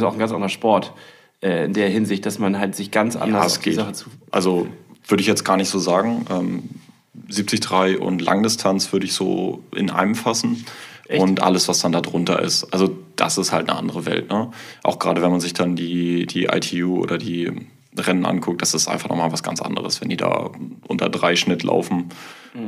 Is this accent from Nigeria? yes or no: no; Kiel, Schleswig-Holstein, Germany; ich komme aus Kiel